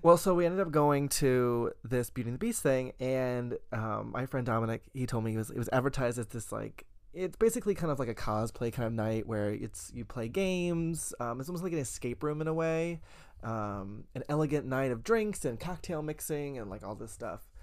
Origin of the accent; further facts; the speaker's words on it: the South, United States; I was raised in the South